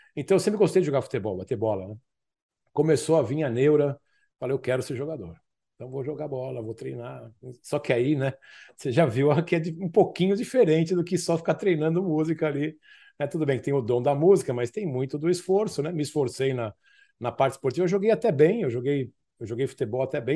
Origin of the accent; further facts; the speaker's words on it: São Paulo, Brazil; Eu morava no Tucuruvi, eu sou da zona norte de São Paulo